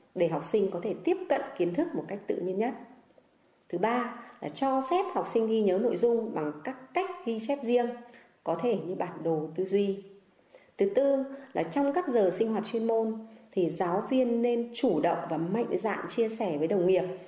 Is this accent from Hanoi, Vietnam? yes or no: yes; Sơn Tây, Hanoi, Vietnam; quê hương tôi là sơn tây